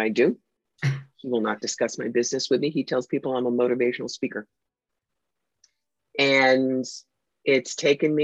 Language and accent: English; New York, United States; I'm the New Yorker.